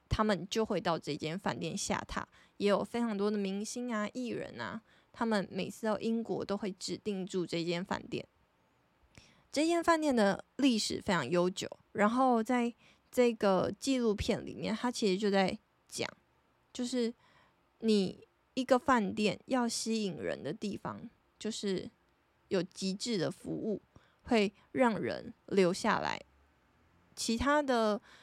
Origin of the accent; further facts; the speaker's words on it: Taiwan; 就是我觉得我们台湾人的生活形态